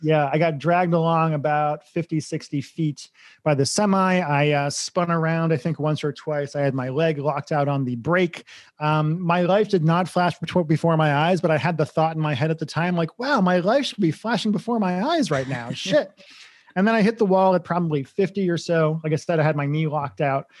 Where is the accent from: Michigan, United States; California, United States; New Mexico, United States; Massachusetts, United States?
Massachusetts, United States; Grafton; moved away as an adult; also born or lived in Los Angeles; I grew up in Grafton, Massachusetts.